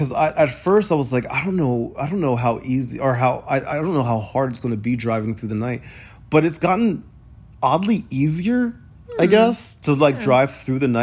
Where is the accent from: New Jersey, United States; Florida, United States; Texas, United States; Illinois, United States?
New Jersey, United States; I grew up in Jersey